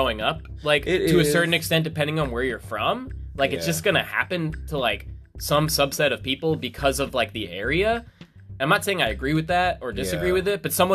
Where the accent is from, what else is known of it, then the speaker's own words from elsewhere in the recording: Daytona Beach, Florida, United States; I lived in a small town, too, from Daytona Beach, Florida. There's only 100,000 residents there